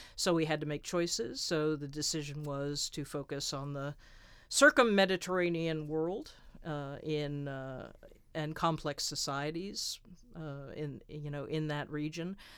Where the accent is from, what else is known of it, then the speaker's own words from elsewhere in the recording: United States; moved away as an adult; also born or lived in England; being an American, uh, over in England